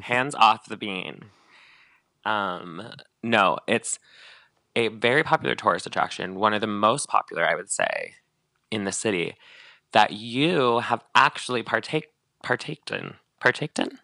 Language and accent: English; Northern California, United States; moved away; I'm from Northern California.